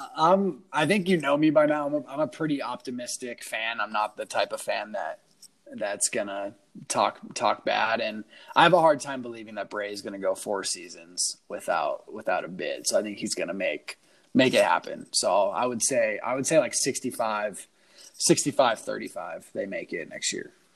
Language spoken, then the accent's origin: English; Las Vegas, Nevada, United States; I'm from Vegas